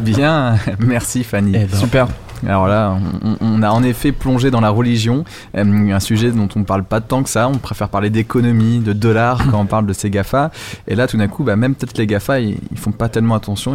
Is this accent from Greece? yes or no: no; Normandy, France; en Normandie, oh. euh, ma région natale